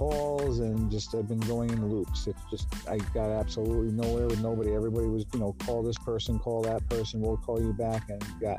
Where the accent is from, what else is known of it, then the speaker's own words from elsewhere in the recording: New York City, New York, United States; now in Poughquag, United States; I was born in the Bronx, New York.